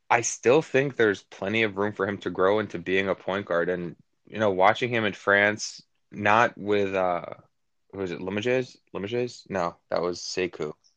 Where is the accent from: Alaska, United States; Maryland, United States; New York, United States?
New York, United States; I grew up in New York. I still live in New York.